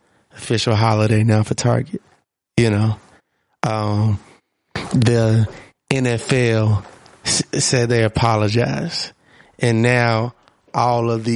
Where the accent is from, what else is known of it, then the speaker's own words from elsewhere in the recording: Monroe, Georgia, United States; I'm from Monroe, Georgia.